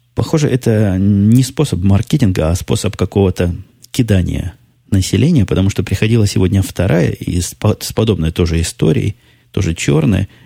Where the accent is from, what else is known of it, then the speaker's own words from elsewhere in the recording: Ukraine; moved away; Я играл в детстве на Украине